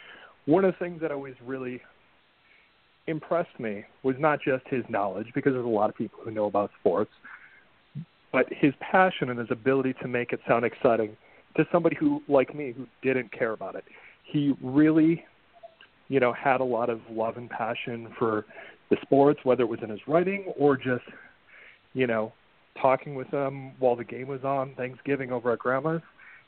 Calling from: Connecticut, United States; I'm calling from Connecticut.

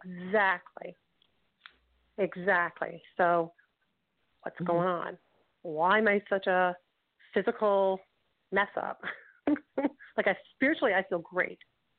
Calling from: Toronto, Ontario, Canada; I'm calling from, I'll say, Toronto, Ontario.

